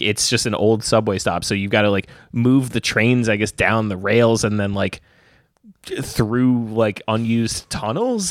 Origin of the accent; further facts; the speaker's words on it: New York, United States; as a New Yorker